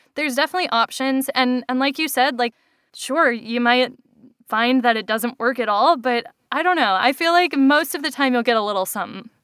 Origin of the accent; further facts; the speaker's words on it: Hawaii, United States; now in Boston, United States; I'm from Hawaii